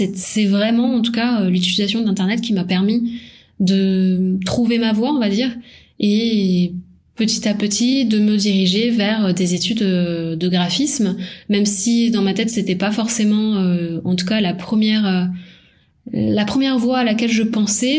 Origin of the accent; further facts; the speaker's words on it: Paris, Île-de-France, France; moved away as an adult; also born or lived in Toulouse; À la base, j'étais de Paris.